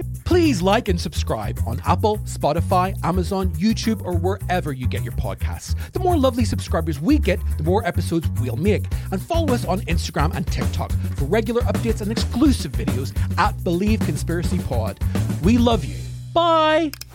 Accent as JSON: {"language": "English", "region": "Northern Ireland", "country": "United Kingdom", "tie": "born or raised there", "said": "I grew up in Northern Ireland"}